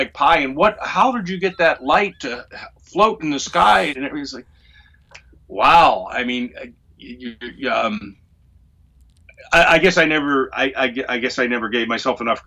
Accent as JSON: {"language": "English", "town": "Pittsburgh", "region": "Pennsylvania", "country": "United States", "tie": "born or raised there", "said": "the hill I grew up on in Pittsburgh"}